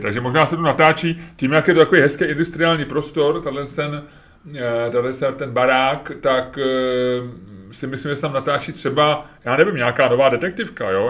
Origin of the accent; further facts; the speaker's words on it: Prague, Czechia; v osmi, deseti letech, kdy u nás v Holešovicích se tehdy natáčelo